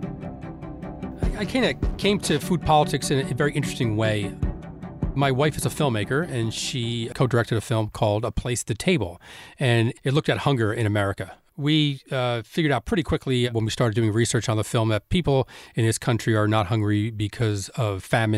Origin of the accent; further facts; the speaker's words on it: Elizabeth, New Jersey, United States; I grew up in Elizabeth, New Jersey.